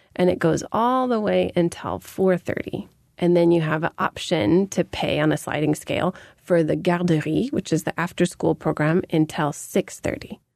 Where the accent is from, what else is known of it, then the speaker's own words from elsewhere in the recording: United States; moved away; growing up in America